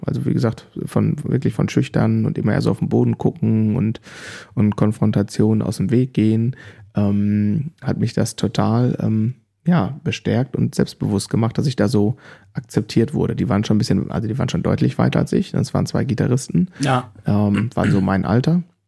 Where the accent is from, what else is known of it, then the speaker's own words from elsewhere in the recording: Germany; ich komme offensichtlich aus Deutschland